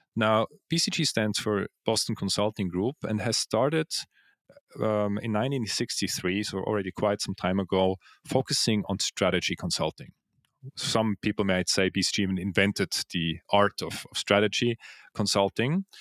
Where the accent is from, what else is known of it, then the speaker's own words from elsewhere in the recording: Switzerland; moved away as an adult; also born or lived in Zug, Switzerland; now in Vienna, Austria; So I was born in Switzerland. Uh, I was actually born in the crypto valley of Zug, yeah.